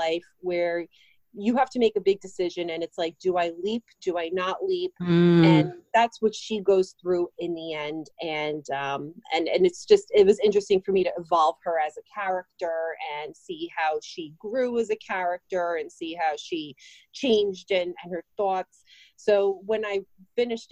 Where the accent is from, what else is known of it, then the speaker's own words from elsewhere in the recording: New Jersey, United States; I am from New Jersey. So as most Jersey girls